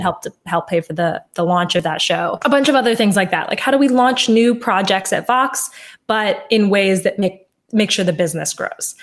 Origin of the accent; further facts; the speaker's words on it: Washington, District of Columbia, United States; i grew up in washington d.c